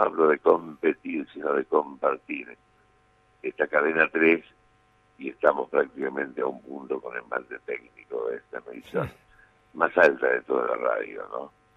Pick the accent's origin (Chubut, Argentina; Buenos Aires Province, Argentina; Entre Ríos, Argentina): Entre Ríos, Argentina; Victoria; also born or lived in Gualeguaychú / Lucas González / Nogoyá / Concepción del Uruguay; now in Córdoba, Argentina; Mi infancia la pasé en Victoria, Entre Ríos